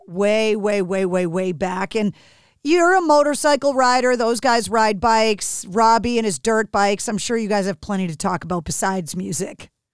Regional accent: New England, United States; growing up in New England, I'm very spoiled

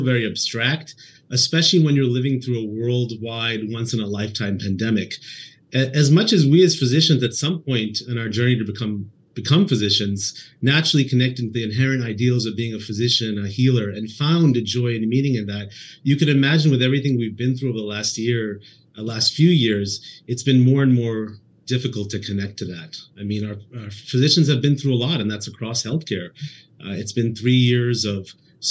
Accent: East Coast, United States; moved away as an adult; also born or lived in Boston / Indianapolis; now in Northern California, United States; I was born and raised on the East Coast, spent all of my time there, and did most of my training in Boston

